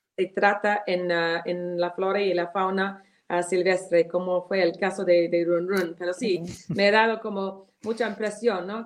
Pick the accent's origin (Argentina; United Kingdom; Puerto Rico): United Kingdom; Spanish is a second language; moved away as an adult; now in Peru